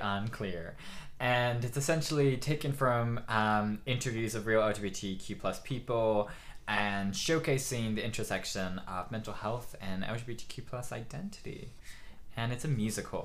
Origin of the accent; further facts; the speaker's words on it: California, United States; now in Cardiff, United Kingdom; I'm a YouTuber from California. I live here in Cardiff, Wales